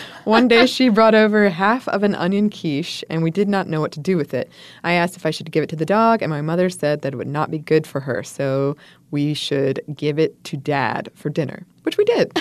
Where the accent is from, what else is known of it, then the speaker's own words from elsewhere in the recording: United States; being an American